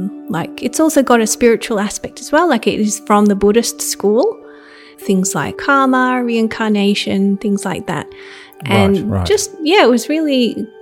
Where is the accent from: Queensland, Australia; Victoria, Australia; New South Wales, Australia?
Victoria, Australia; Melbourne; born or raised there; also born or lived in Subiaco, Western Australia